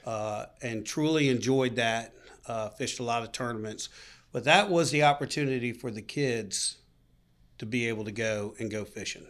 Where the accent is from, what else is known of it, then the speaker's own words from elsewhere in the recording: Boca Raton, West Palm Beach, South Florida, United States; growing up in Florida